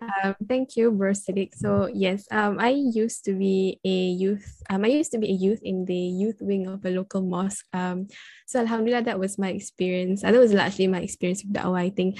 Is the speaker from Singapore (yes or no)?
yes; Singapore; growing up in Singapore